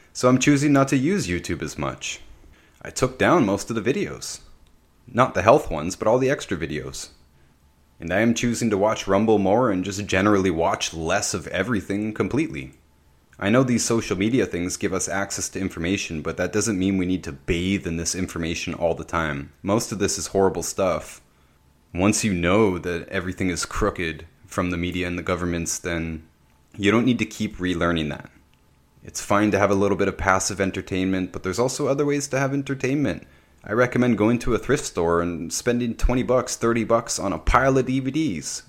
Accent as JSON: {"language": "English", "region": "Ontario", "country": "Canada", "said": "I'm from Ontario, Canada"}